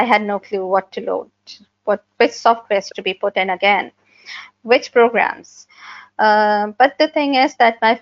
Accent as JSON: {"language": "English", "country": "Pakistan", "said": "I'm from Pakistan, a GNE myopathy patient. I live in Karachi"}